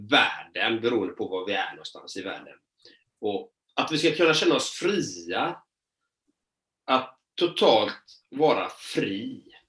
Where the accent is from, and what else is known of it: Sweden; born or raised there